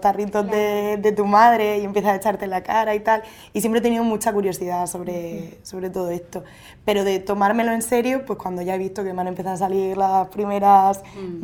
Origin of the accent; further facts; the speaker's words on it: Murcia, Region of Murcia, Spain; moved away as an adult; now in Andalusia, Spain; trabajo en Andalucía, en un colegio, pero bueno, soy de Murcia